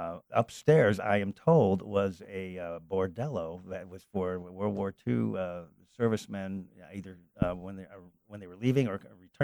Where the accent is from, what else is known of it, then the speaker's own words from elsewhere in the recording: Chicago, Illinois, United States; now in San Diego, United States; Well, I'm from Chicago.